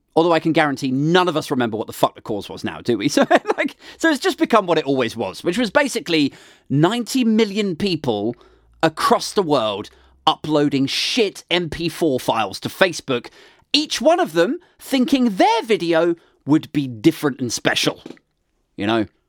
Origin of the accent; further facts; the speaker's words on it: United Kingdom; we're British.